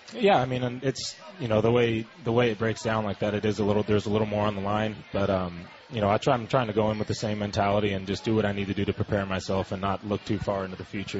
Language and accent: English; San Diego, California, United States; I'm from San Diego